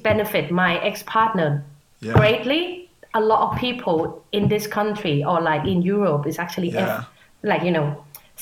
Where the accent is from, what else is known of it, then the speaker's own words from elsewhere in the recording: Thailand; now in London, United Kingdom; I'm from Thailand.